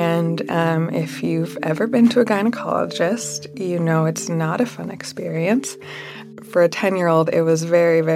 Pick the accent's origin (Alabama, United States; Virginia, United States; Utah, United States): Utah, United States; Salt Lake City; I grew up in Salt Lake City, Utah.